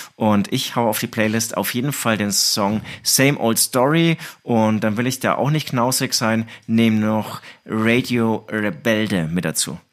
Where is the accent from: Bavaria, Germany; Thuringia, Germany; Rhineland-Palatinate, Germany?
Bavaria, Germany; Herzogenaurach; now in Munich, Germany; ich bin in Herzogenaurach aufgewachsen